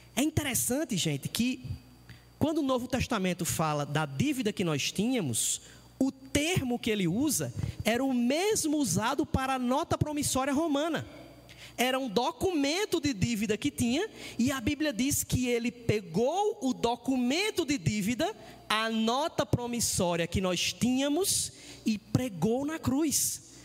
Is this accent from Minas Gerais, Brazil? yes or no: no; interior of Ceará, Brazil; moved away; lá no interior, lá do, lá do, do Ceará, de onde eu vim